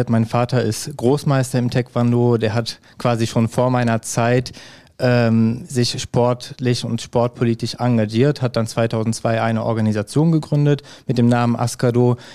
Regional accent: Hückelhoven, North Rhine-Westphalia, Germany; also born or lived in Erkelenz; ich bin 31 Jahre alt, in Erkelenz geboren und Hückelofener. Ne? Ich wohne auch noch in Hückelofen.

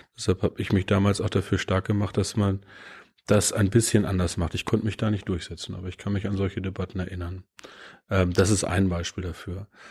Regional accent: Peine, Lower Saxony, Germany; Ich war Schülervertreter in meiner Heimatstadt Niedersachsen in Peine.

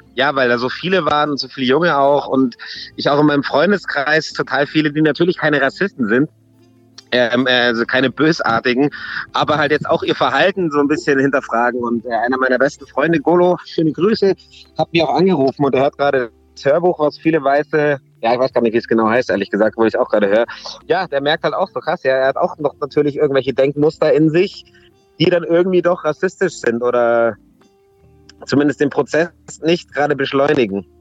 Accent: Munich, Bavaria, Germany; wo kommst du her? Dann sage ich München

